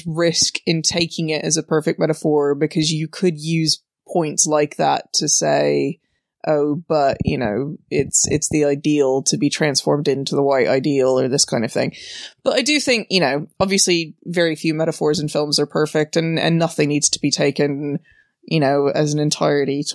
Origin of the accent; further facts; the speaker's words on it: Memphis, Tennessee, United States; I come from Memphis